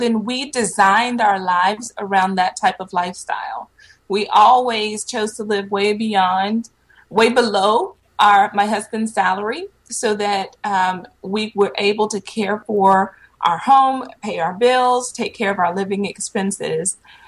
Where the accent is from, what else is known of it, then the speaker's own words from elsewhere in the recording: Petersburg, Virginia, United States; also born or lived in Panama City, Florida / San Antonio, Texas; So I originally am from Virginia. I was born in Petersburg, just south of Richmond. I lived in Virginia. We eventually moved to Panama City, Florida. And then I graduated high school in San Antonio, Texas.